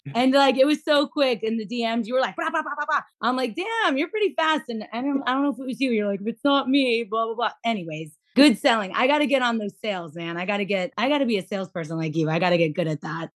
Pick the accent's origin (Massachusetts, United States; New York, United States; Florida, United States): Florida, United States; South; now in Central Florida, United States; I live in Central Florida, but I'm from South Florida.